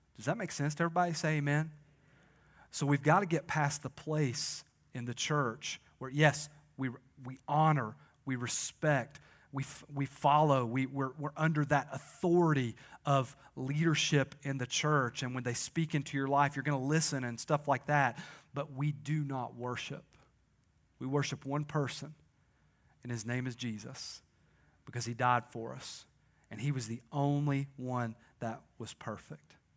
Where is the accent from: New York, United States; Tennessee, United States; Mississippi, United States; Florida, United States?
Tennessee, United States; Crossville; A lot of us are from here.